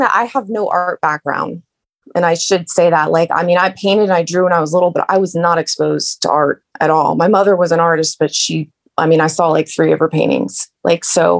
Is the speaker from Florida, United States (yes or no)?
yes; Bradenton, Florida, United States; moved away as an adult; also born or lived in Nashville, Tennessee / Orlando, Florida; now in Middle Tennessee, United States; So we lived in Bradenton